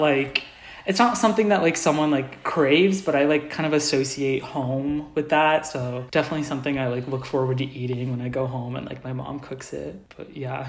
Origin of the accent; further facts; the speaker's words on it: Indianapolis, Indiana, United States; I'm originally from Indianapolis, Indiana. So, I was born and raised in the Midwest